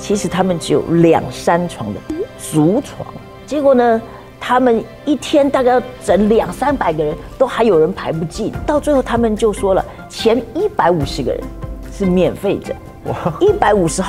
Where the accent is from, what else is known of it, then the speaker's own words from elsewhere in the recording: Taiwan; 他是来到我们台湾